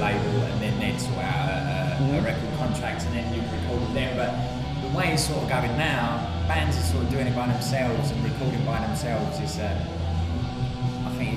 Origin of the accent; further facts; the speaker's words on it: United Kingdom; now in Bangkok, Thailand; we are British